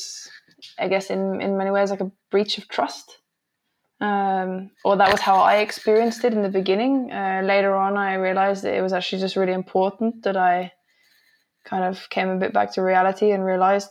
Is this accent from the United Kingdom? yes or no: yes; England, United Kingdom; moved away; I grew up in England